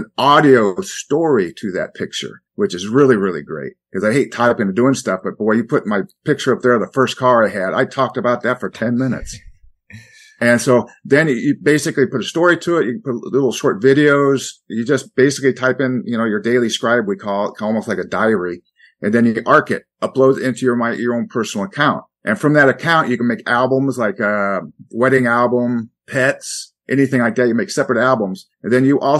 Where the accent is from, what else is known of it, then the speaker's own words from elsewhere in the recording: Iowa, United States; I grew up in the Midwest in Iowa